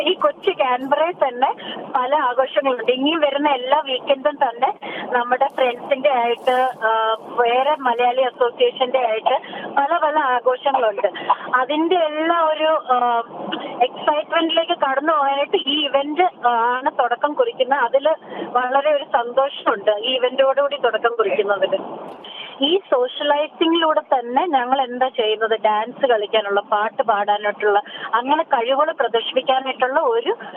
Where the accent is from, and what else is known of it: Kerala, India; now in Australia